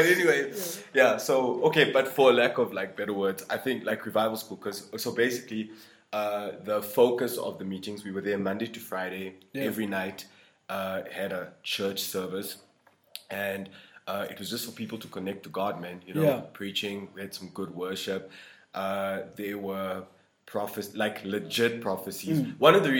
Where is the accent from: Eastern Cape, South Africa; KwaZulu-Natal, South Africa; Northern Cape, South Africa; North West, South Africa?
North West, South Africa; I'm a Limpopo boy. {S1} Okay. {S0} Even worse than that, like, I'm from the Northwest, bro.